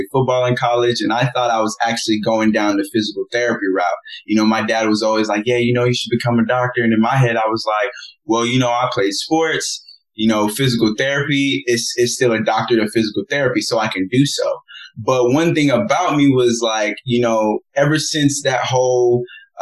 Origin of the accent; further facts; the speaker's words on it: Nigeria; being Nigerian